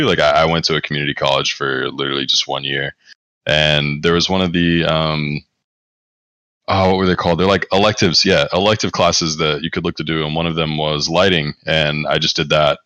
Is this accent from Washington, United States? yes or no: no; Greensboro, North Carolina, United States; moved away; I was born in Greensboro, North Carolina